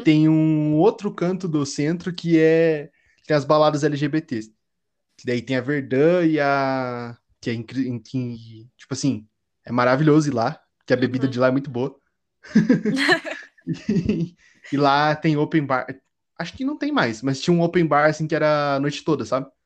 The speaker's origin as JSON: {"language": "Portuguese", "town": "Curitiba", "region": "Paraná", "country": "Brazil", "said": "quando eu tô no meio de outros curitibanos"}